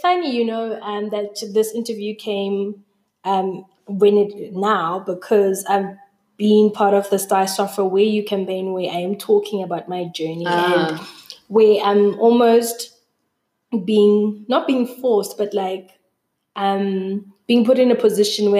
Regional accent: Newcastle, KwaZulu-Natal, South Africa; moved away; also born or lived in Durban / Johannesburg; I was born in Newcastle.

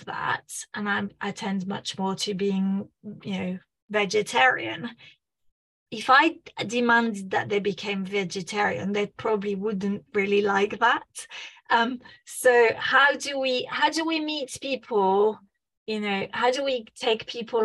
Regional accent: France; moved away; I'm originally from France

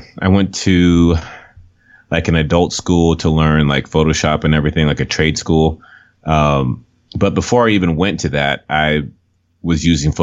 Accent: Los Angeles, California, United States; moved away; I grew up in Los Angeles

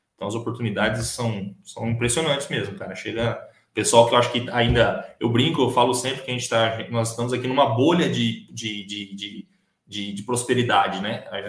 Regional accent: Leme, São Paulo, Brazil; moved away as an adult; also born or lived in Dourados, Mato Grosso do Sul; now in Sidrolândia, Brazil; eu sou, sou natural de São Paulo, né? Sou, nasci e cresci no interior do, de, São Paulo, é, numa cidade chamada Leme

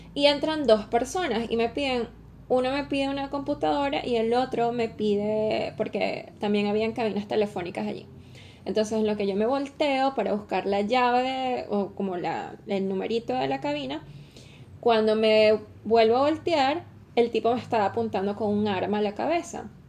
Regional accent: Venezuela; now in Chile; como venezolana no estoy acostumbrada a los temblores todavía

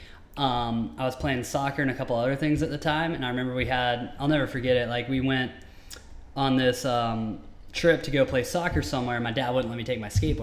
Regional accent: Tennessee, United States; now in Southern California, United States; I grew up in Tennessee

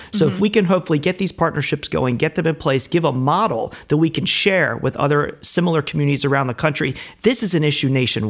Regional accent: Baltimore, Maryland, United States; moved away as an adult; also born or lived in Oklahoma; now in Kennett Square, United States; being born and raised in Baltimore, I got used to the cold, but then when I moved out to Oklahoma

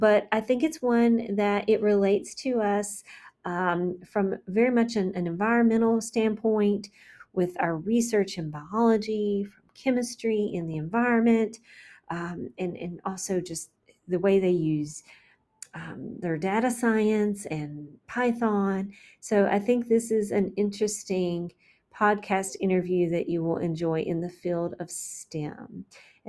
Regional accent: McDowell County, North Carolina, United States; my hometown, McDowell

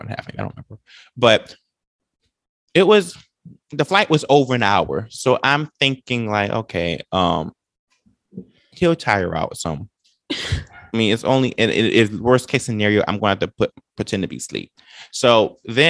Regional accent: Tampa, Florida, United States; I'm from, I guess, Tampa.

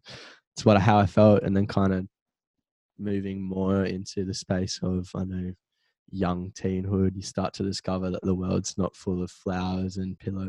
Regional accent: Central Coast, New South Wales, Australia; I'm from the Central Coast, live in Avoca currently.

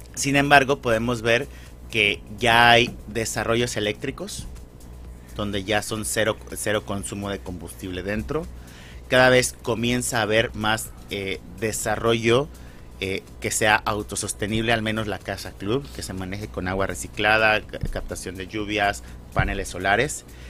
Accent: Mexico; moved away; como mexicano

